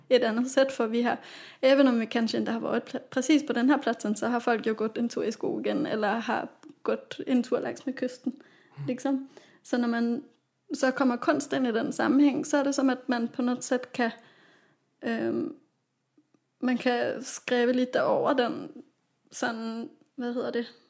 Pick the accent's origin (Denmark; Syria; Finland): Denmark; Copenhagen, Capital Region of Denmark; moved away as an adult; also born or lived in Gothenburg; now in Sweden; i min hemstad Köpenhamn